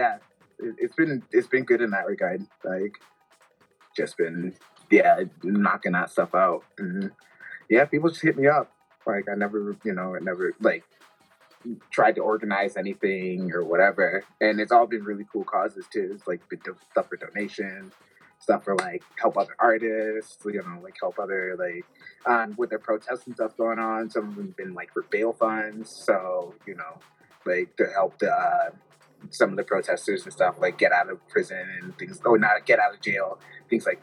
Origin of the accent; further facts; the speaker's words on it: Detroit, Michigan, United States; growing up in Detroit, like being philanthropic